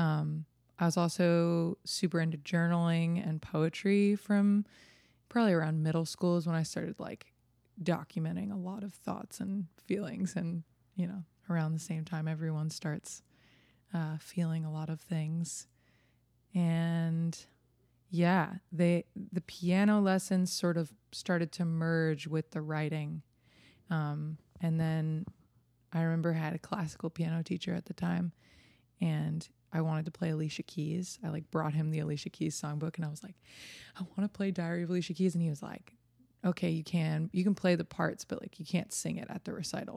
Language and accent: English; New Jersey, United States; moved away as an adult; now in Nashville, United States; a little girl growing up in New Jersey